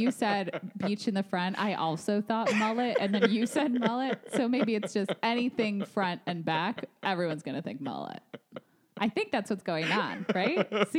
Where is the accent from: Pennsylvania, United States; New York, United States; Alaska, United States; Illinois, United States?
Illinois, United States; I'm from Illinois.